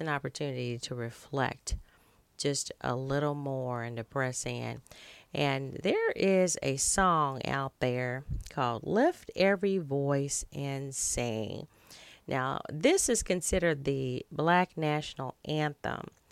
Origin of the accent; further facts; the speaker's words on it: United States; our native land, uh, the great United States of America